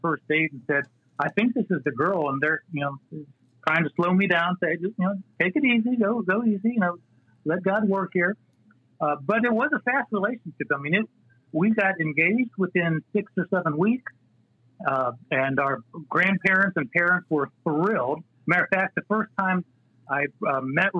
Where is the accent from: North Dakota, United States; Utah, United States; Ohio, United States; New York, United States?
Ohio, United States; Northeast; moved away as an adult; also born or lived in Nashville / Indiana / Texas; now in North Carolina, United States; I grew up in Northeast Ohio. My parents moved there when I was 3 years old, and I graduated high school from there